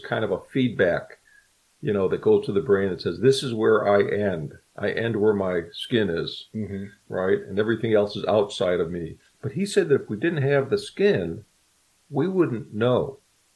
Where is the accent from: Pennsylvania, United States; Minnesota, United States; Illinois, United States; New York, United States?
Illinois, United States; Chicago; I'm from Chicago originally